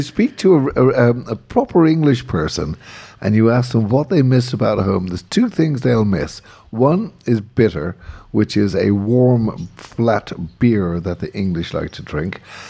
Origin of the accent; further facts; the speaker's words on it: Ireland; moved away; also born or lived in England; Even as an Irishman